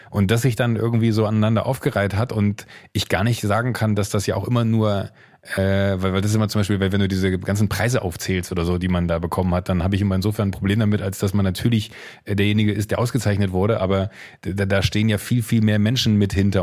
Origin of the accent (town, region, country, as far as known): Viersen district, Mönchengladbach area, North Rhine-Westphalia, Germany